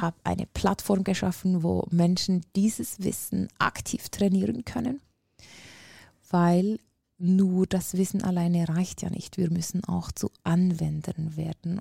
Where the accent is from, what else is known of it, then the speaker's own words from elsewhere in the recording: Switzerland; accent: Swiss; ich bin äh, aus der Schweiz, wie alle hören können wahrscheinlich